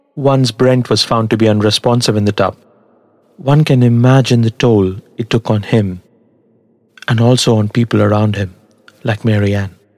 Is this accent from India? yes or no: yes; Tamil Nadu, India; English is a second language; In the place that I come from, Tamil Nadu in South India, curd or yogurt as it is called by the Western world, is a staple food.